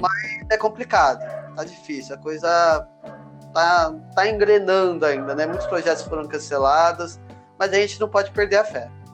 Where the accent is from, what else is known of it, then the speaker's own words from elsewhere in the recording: Santos, São Paulo, Brazil; Eu sou de Santos